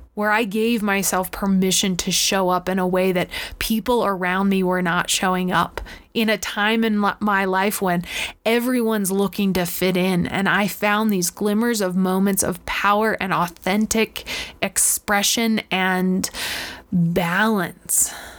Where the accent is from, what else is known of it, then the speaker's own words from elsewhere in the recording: Florida, United States; I grew up in Florida at the beach.